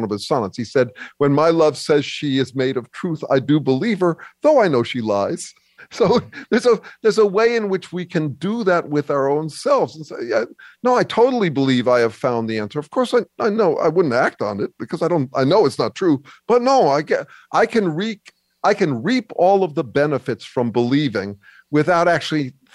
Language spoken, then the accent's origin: English; California, United States; I'm Californian